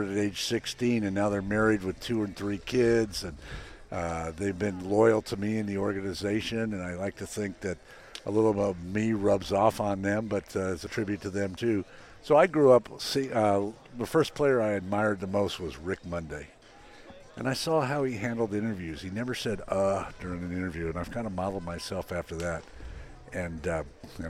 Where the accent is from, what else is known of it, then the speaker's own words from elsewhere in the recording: Oakland, California, United States; I'm born and raised in the Oakland Hills here